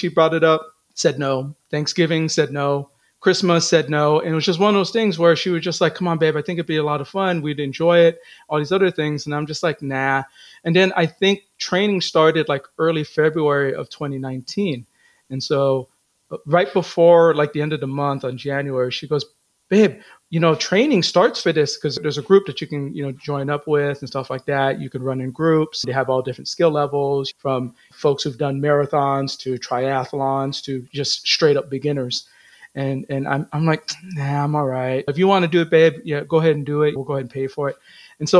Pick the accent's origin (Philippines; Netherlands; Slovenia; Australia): Philippines; I'm Filipino